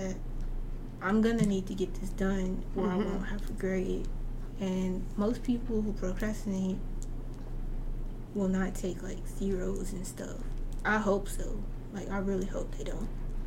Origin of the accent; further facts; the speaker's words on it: North Little Rock, Arkansas, United States; I'm still from North Little Rock